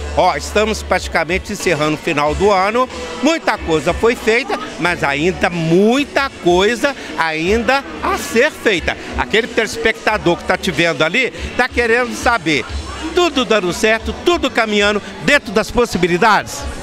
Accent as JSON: {"language": "Portuguese", "region": "Minas Gerais", "country": "Brazil", "said": "nós somos mineiros e estamos integrados com a nossa princesinha de Minas"}